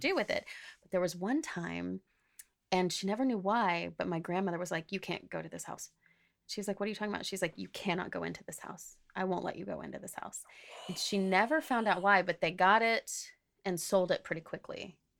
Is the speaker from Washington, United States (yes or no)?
no; Oklahoma, United States; moved away; I grew up in Oklahoma